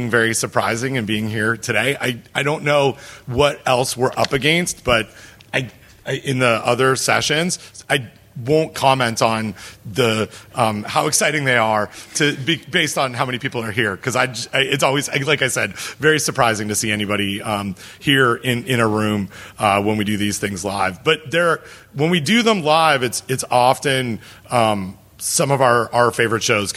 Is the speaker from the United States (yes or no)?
no; Canada; I'm from Canada